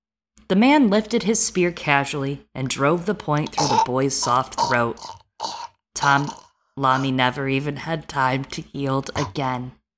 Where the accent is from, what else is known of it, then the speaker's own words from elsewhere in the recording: Midwest, United States; accent: Midwest; also born or lived in East Coast; Okay, I'm going to go back to my accent, which is like Midwest that has lived on the East Coast, but also reads a lot.